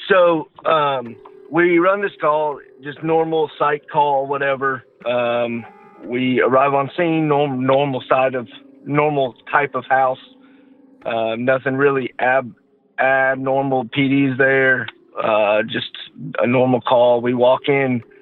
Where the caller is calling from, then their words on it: Georgia, United States; from uh, Georgia.